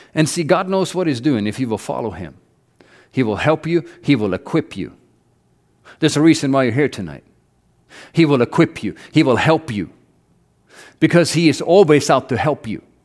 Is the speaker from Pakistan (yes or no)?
no; Norway; moved away as an adult; I grew up in Norway, and all, everything's paid for by the government